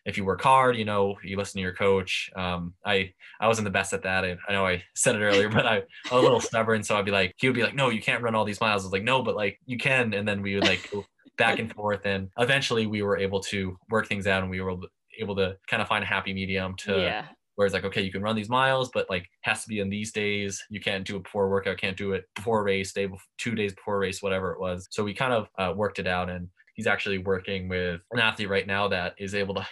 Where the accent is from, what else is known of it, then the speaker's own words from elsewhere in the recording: Long Island, New York, United States; growing up on Long Island